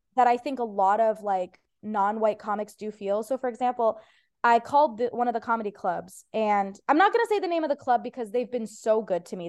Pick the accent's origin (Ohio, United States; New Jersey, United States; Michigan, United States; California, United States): Ohio, United States; first language Persian; English is a second language; now in Los Angeles, United States; It was actually my first language, like, even though I was born in Ohio